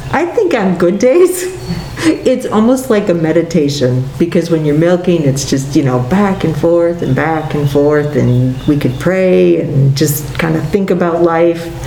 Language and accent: English; Appleton, Wisconsin, United States; I grew up in Appleton, so being on grandma's farm was real different than being in the city.